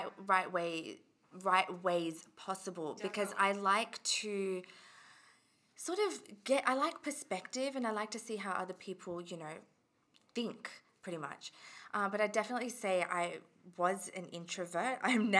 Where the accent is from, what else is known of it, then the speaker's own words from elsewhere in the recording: Australia; also born or lived in England / Fiji (ancestry) / India (ancestry); I was born in England. And then I moved to Australia when I was about 8 or 9, so in 2003